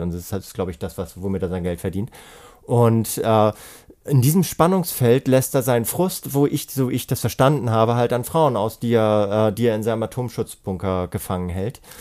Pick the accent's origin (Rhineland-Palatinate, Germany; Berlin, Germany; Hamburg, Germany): Hamburg, Germany; ich bin ja Hamburger